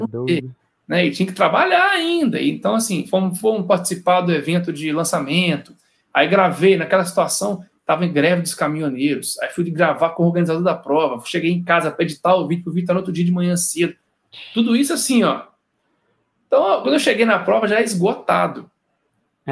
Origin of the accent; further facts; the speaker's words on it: Cataguases, Minas Gerais, Brazil; moved away as an adult; also born or lived in Juiz de Fora; now in Rio de Janeiro, Brazil; Eu sou mineiro lá do interior de Cataguases, mas é a minha segunda passagem aqui no Rio